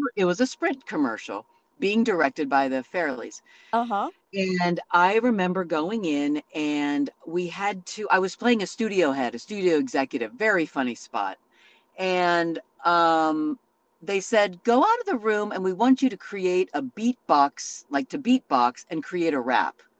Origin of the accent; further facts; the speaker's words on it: Santa Rosa, California, United States; moved away as an adult; I grew up in a small town up there. Now it's quite large, Santa Rosa